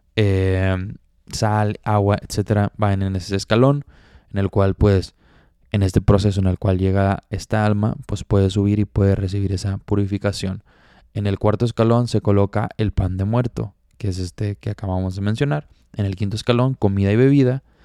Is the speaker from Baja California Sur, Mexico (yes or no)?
no; Monterrey, Nuevo León, Mexico; yo soy de Monterrey